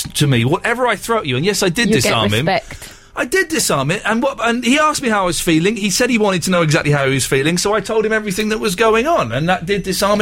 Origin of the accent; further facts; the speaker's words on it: Slough, South East England, United Kingdom; The town of my birth